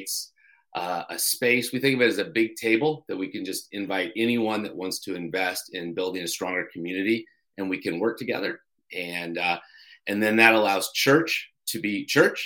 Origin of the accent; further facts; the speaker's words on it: Colorado, United States; moved away as an adult; also born or lived in New Hampshire; now in Durham, New Hampshire, United States; I grew up in Colorado